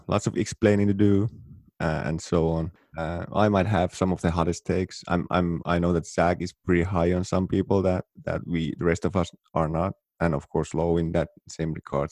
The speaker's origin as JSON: {"language": "English", "town": "Oulu", "region": "North Ostrobothnia", "country": "Finland", "tie": "born or raised there", "moved": "yes", "said": "Here in my hometown, Oulu, northern Finland"}